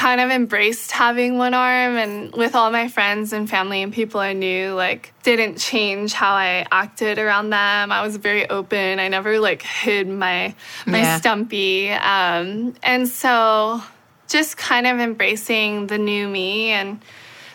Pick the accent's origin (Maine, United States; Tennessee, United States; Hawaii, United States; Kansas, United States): Hawaii, United States; I was born and raised in Hawaii. I'm still living there, and I love it